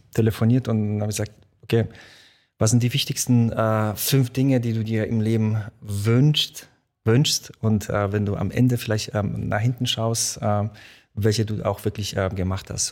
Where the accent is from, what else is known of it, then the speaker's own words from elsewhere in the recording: Mainz, Rhineland-Palatinate, Germany; German is a second language; also born or lived in Poland; Ich bin nach Deutschland gekommen, äh, bin dann auch in Mainz aufgewachsen